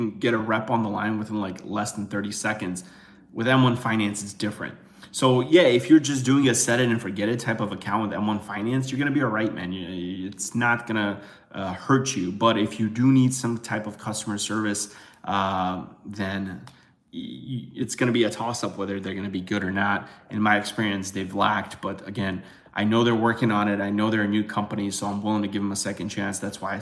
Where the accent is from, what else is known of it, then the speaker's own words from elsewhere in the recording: Chicago, Illinois, United States; I'm from Chicago.